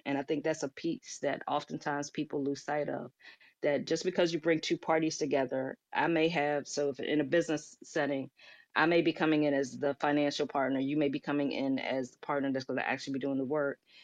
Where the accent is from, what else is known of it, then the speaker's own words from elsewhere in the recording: Washington, District of Columbia, United States; I'm a native from Washington, D C, was born and raised in Washington, D C